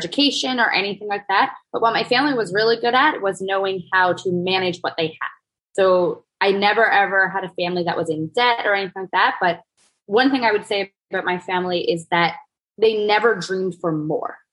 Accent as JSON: {"language": "English", "region": "East Coast", "country": "Canada", "tie": "born or raised there", "moved": "yes", "lives_now": "Toronto, Canada", "said": "I grew up on the East Coast, so I know ocean"}